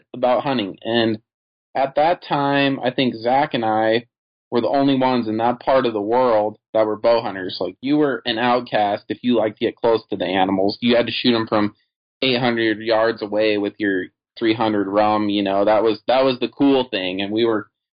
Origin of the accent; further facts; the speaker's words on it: Craig, Colorado, United States; redneck extraordinaire, born and raised in Craig, Colorado